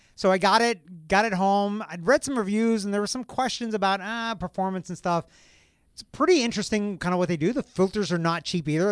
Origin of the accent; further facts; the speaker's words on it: Kentucky, United States; moved away; I'm from Kentucky